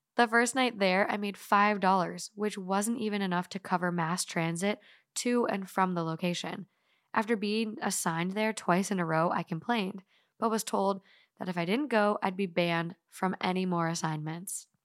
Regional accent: Duluth, Minnesota, United States; growing up in, like, Duluth, northern Minnesota

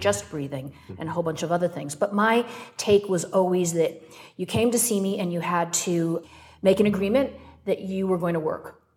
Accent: Wisconsin, United States; moved away; also born or lived in North Carolina; I was born in Wisconsin

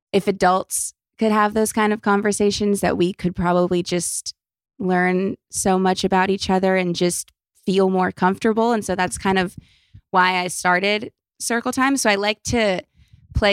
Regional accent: Los Angeles, California, United States; I was born in LA and I've been here forever

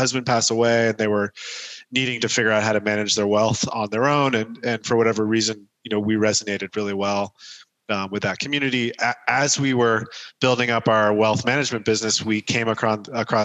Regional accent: San Diego, California, United States; I was born and raised in San Diego, California, in the early 80s

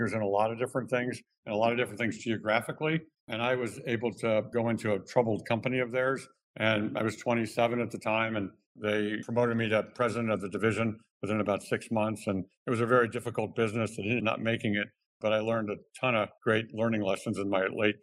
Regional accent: Cleveland, Ohio, United States; moved away as an adult; also born or lived in Michigan; I grew up in the Midwest in Cleveland, Ohio, a very Midwestern middle class background.

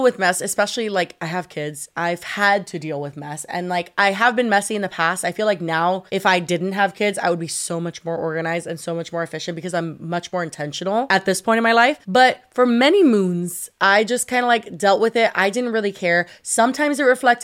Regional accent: Miami, Florida, United States; I'm born and raised in Miami.

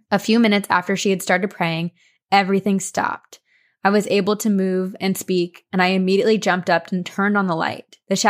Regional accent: Bakersfield, California, United States; she was still living back in my hometown of Bakersfield, California.

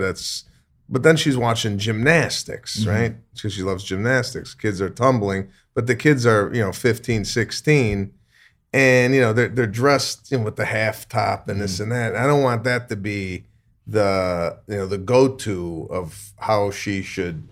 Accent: Arlington Heights, Illinois, United States; I went to Rolling Meadows

